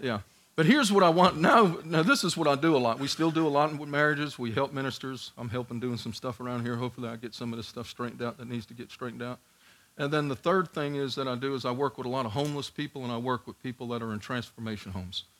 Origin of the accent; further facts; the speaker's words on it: New York City, New York, United States; moved away; also born or lived in Georgia; I'm from Staten Island, New York